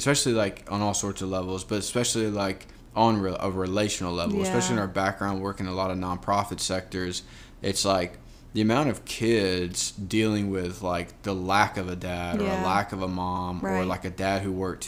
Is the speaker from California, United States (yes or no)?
no; Georgia, United States; also born or lived in Florida; now in Los Angeles, United States; we grew up in Georgia